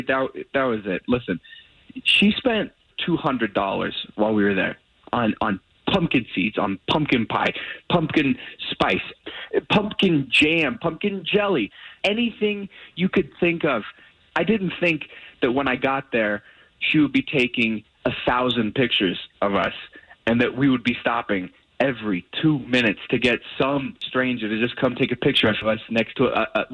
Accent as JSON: {"language": "English", "town": "Key West", "region": "Florida", "country": "United States", "tie": "born or raised there", "said": "I grew up in Key West."}